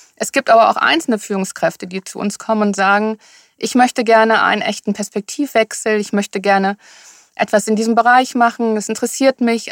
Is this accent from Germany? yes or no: yes; Rhineland, Germany; moved away as an adult; also born or lived in Sylt; now in Hamburg, Germany; ich bin eine Rheinländerin